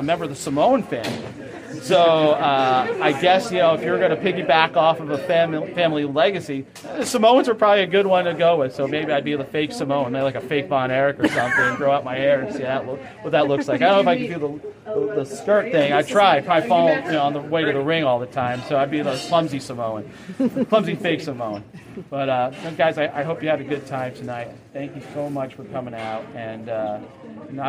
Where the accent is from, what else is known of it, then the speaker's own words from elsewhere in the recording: New York City, New York, United States; I'm a New Yorker